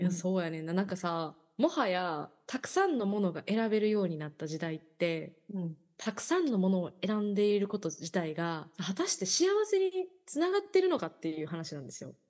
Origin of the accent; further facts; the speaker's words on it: Yao, Osaka, Japan; 私地元大阪府の八尾市っていう市